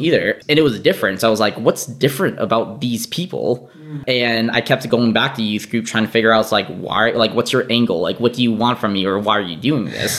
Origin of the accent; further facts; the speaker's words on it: St. Paul, Minnesota, United States; also born or lived in Boston, Massachusetts; I was born in Boston, Massachusetts